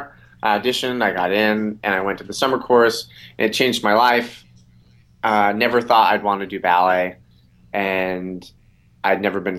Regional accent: Utah, United States; now in New York City, United States; Growing up in Utah

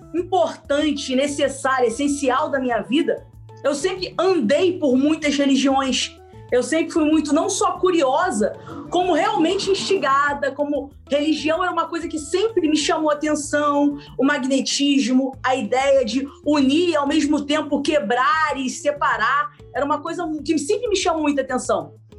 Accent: Rio de Janeiro, Brazil; a gente é aqui do Rio de Janeiro

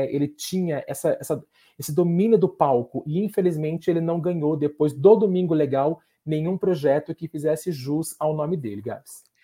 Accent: São Paulo, Brazil; Sou de São Paulo, sou de São Paulo.

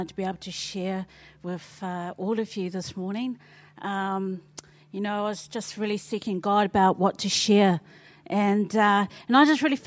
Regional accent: Wainuiomata, Wellington, New Zealand; moved away as an adult; now in Auckland, New Zealand; I'm originally from Wellington, Wainuiomata

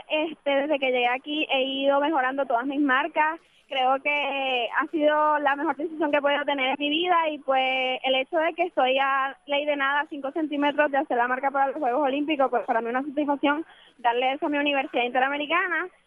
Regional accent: Venezuela; now in Puerto Rico; Soy atleta venezolana, este, tengo 23 años de edad

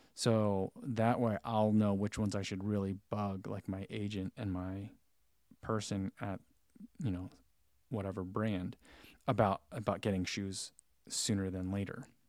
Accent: New Jersey, United States; moved away; I'm originally from New Jersey

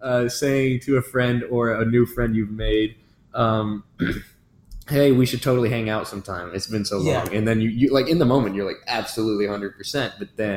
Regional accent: Georgia, United States; also born or lived in Kennesaw, Georgia; I'm from Georgia, and I go to UGA. This is actually I'm a second year, but this is actually my first semester here, as I'm a transfer student from Kennesaw State.

